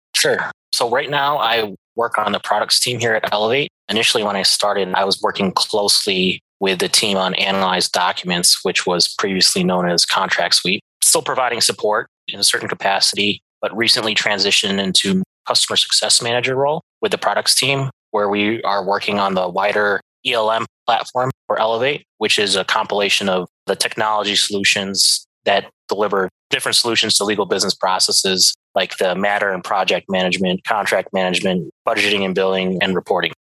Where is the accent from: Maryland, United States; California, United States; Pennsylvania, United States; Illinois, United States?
Illinois, United States; Chicago; moved away as an adult; also born or lived in Montana; I was born and raised here in Chicago.